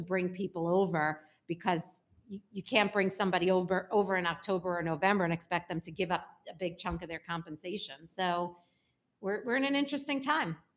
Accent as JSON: {"language": "English", "town": "New York City", "region": "New York", "country": "United States", "tie": "born or raised there", "said": "I grew up in Brooklyn, and not bougie Brooklyn"}